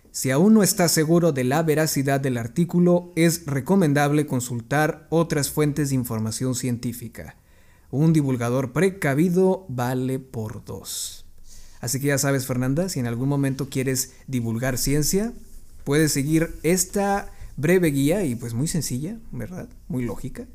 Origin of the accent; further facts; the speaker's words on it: Mexico; la sociedad mexicana. ¿Por qué? Somos una cultura que cree más en la religión